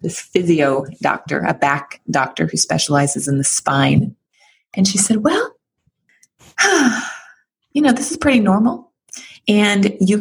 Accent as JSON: {"language": "English", "town": "San Francisco", "region": "California", "country": "United States", "tie": "born or raised there", "said": "I live here in San Francisco"}